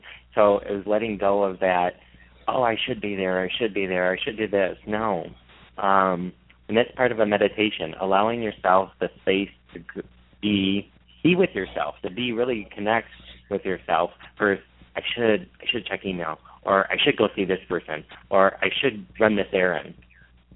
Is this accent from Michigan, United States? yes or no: yes; Michigan, United States; I'm from Michigan.